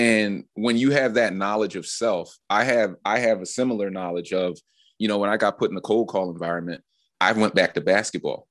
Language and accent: English; Philadelphia, Pennsylvania, United States; growing up in Philly